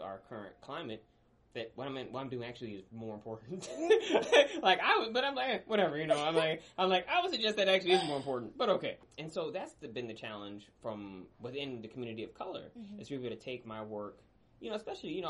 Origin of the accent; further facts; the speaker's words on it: Midwest, United States; also born or lived in Mississippi; I'm from the Midwest